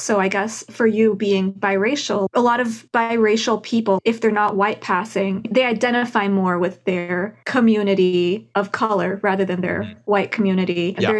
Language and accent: English; Texas, United States; I grew up in Texas. I have a tito who dresses like a cowboy.